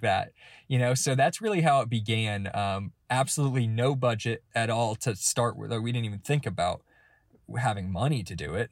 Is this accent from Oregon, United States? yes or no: no; Georgia, United States; I'm from Georgia